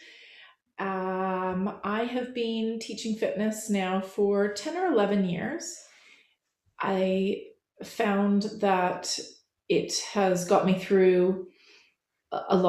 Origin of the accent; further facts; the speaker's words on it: Canada; moved away as an adult; now in England, United Kingdom; I'm a Canadian that lives in England. I've lived here for a couple decades now